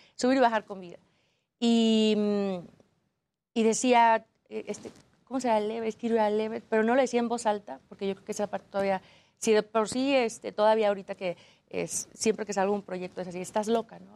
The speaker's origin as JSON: {"language": "Spanish", "region": "Aguascalientes", "country": "Mexico", "said": "Yo soy de Aguascalientes donde no hay montañas"}